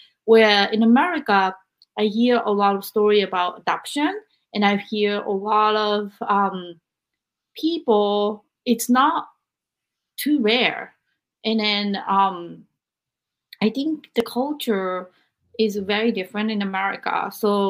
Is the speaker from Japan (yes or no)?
yes; Japan; I'm from Japan and I never grew up where the culture really accept adoption much because of bloodlines and history of Japan.